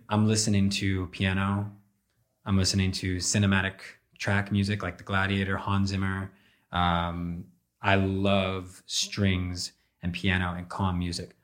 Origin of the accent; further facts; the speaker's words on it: Northern Virginia, United States; moved away as an adult; also born or lived in Ashburn, Virginia / Chantilly, Virginia / Centreville, Virginia; now in Los Angeles, United States; I grew up in Northern Virginia